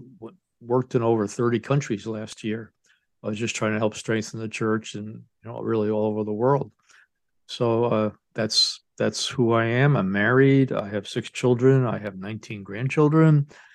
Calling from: Ann Arbor, Michigan, United States; I'm speaking here from Ann Arbor, Michigan, and I teach at Sacred Heart Seminary in the Archdiocese of Detroit.

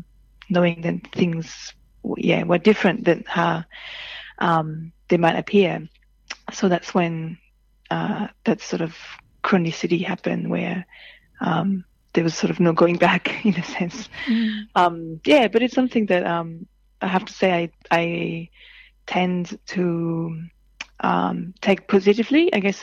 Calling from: Paddington, New South Wales, Australia; So I'm calling from the university at UNSW in Paddington because I'm doing research here.

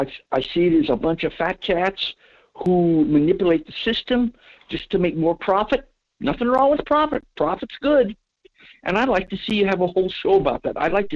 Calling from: Fairbanks, Alaska, United States; in Fairbanks.

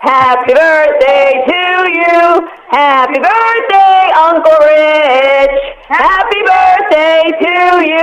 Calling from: Connecticut, United States; Yeah, sorry, we're calling from Connecticut.

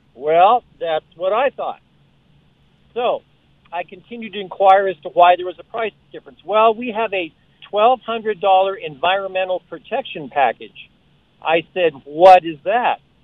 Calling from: Colorado, United States; I was calling from Colorado

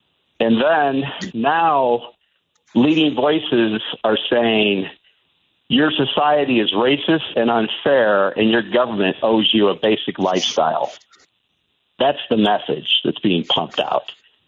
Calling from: Albuquerque, New Mexico, United States; also born or lived in Chicagoland; I'm in Albuquerque. I used to live in Chicagoland, and I started listening to this time slot when Dick Kaye started it back in whatever that was, the 90s maybe.

